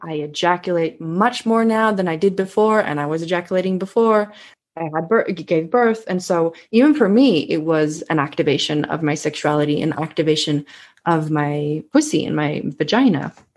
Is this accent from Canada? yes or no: no; Sweden; accent: Swedish; English is a second language; I am Swedish, so you might hear a little bit of an accent coming through every now and then.